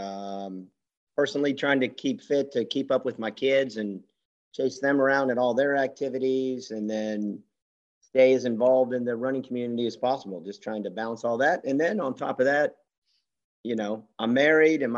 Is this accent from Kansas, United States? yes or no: yes; Kansas, United States; moved away as an adult; also born or lived in Minnesota; now in Memphis, United States; I grew up in Kansas